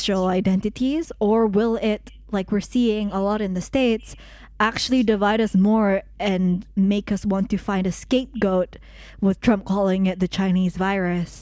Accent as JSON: {"language": "English", "country": "United Kingdom", "said": "I'm British"}